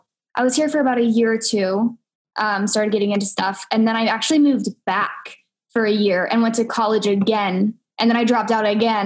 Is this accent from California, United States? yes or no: yes; Santa Clarita, California, United States; born there; I was actually born in LA, Santa Clarita, to be specific. And then I kind of like moved around my whole life. So I've been in at least five different states.